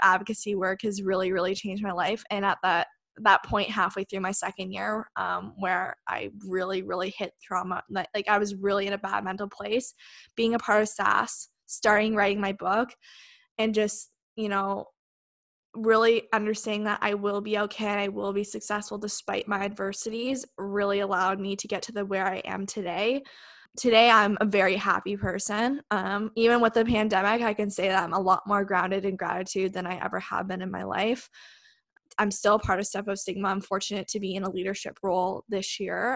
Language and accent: English; Westport, Ontario, Canada; also born or lived in Kingston, Ontario; I actually grew up in a small town just outside of Kingston. It's called Westport.